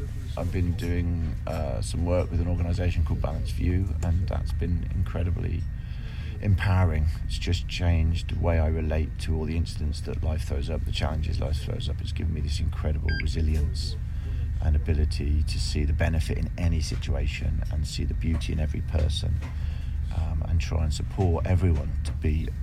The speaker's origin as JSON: {"language": "English", "town": "Kettering", "region": "East Midlands", "country": "United Kingdom", "tie": "born or raised there"}